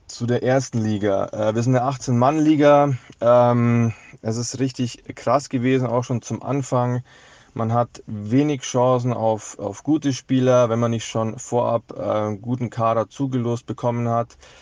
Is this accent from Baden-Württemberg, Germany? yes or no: no; Munich, Bavaria, Germany; als natürlich äh, gebürtiger Münchner ist man hier FC Bayern München-Fan